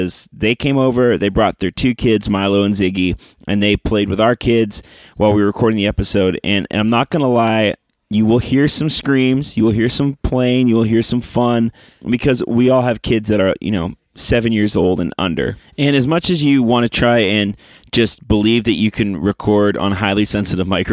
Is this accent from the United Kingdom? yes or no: no; Canada; now in Nashville, United States; we are both from the homeland of Canada